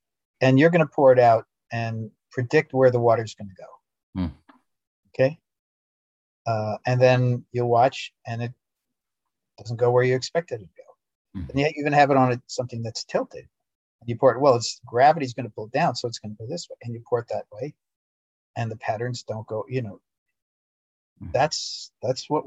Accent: New York, United States; as a United States citizen, as a New Yorker, and someone who was brought up in the traditional, you know, educational processes

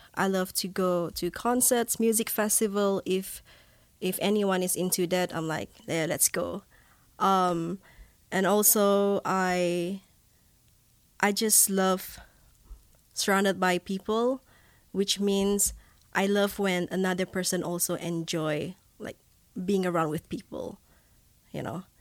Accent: Borneo, Malaysia; first language Bidayuh; English is a second language; moved away as an adult; also born or lived in Manchester, England; now in Laie, United States; I'm from Malaysia

